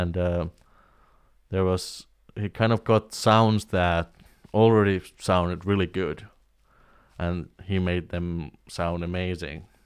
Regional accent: Oulu, North Ostrobothnia, Finland; in Oulu, in my hometown

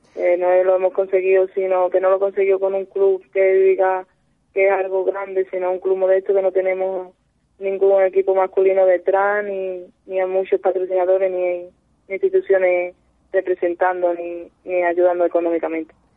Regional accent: Seville, Andalusia, Spain; yo soy de Sevilla

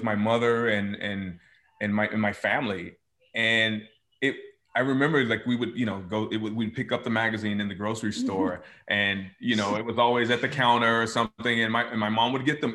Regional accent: the South, United States; moved away; I miss my family because they're all there still in the South

